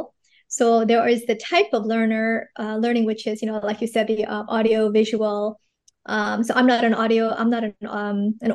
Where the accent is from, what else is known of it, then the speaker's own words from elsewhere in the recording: United States; moved away as an adult; also born or lived in New York / Los Angeles; now in Singapore; I'm actually an American from New York